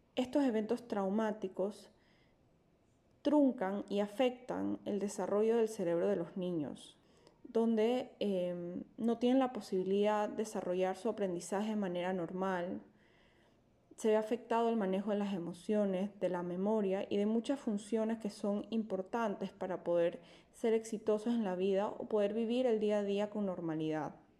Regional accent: Panama; Como panameña

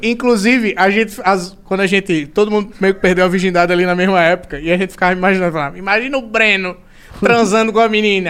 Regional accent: Maceió, Alagoas, Brazil; accent: nordestino; eu sou de Maceió

